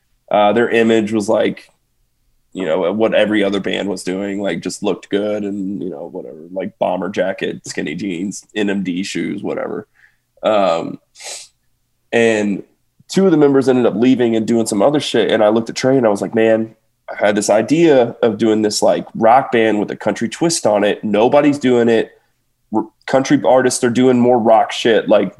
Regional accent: Kentucky, United States; This is back when I lived in Kentucky. And because I'm from there. I'm from Kentucky.

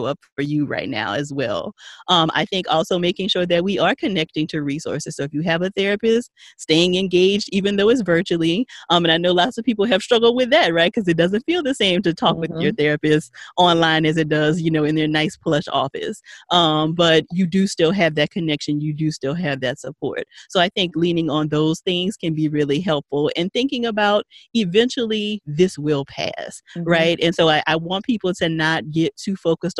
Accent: Paincourtville, Louisiana, United States; Paincourtville, Louisiana. Country.

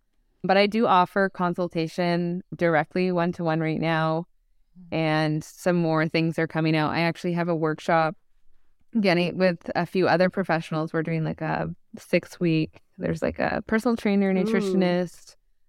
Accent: Canada; We're Canadian. We like to put the U.

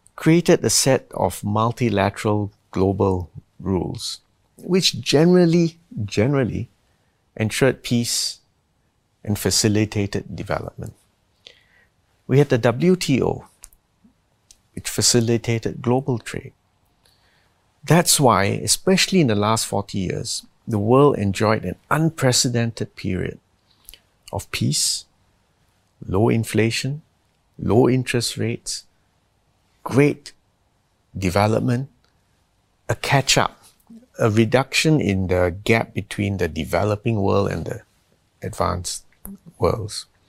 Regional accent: Singapore; I'm from Singapore

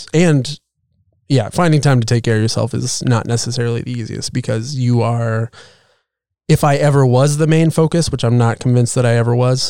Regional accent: Illinois, United States; moved away as an adult; now in San Francisco Bay Area, United States; we were living in Illinois at the time. We're both from Illinois.

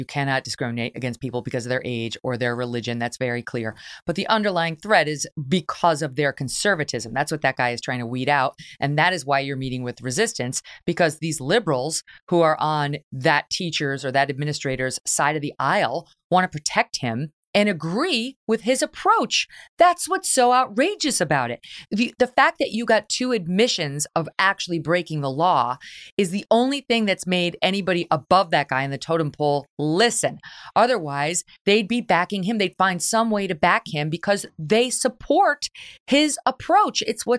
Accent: New York, United States; you go to these schools understanding as a New Yorker, yes, they're left. You're in New York City.

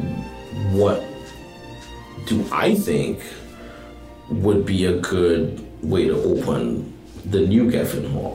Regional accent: Trinidad & Tobago; moved away; I'm originally from Trinidad and Tobago, and my musical background starts in my family

